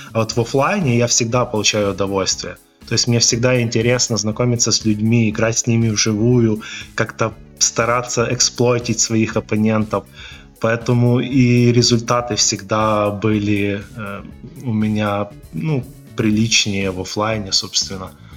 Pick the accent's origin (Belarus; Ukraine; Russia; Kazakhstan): Ukraine; Volyn Oblast; у меня в родном городе есть покерный клуб